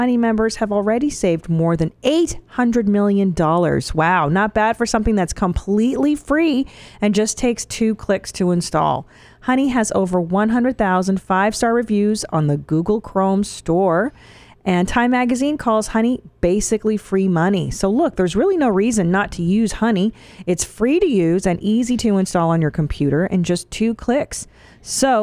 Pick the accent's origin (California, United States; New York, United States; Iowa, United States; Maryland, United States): California, United States; Los Angeles; born or raised there